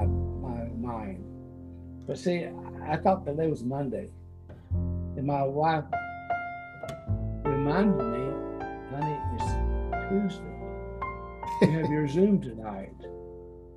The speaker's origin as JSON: {"language": "English", "town": "Houston", "region": "Texas", "country": "United States", "said": "I'm from Houston, Houston"}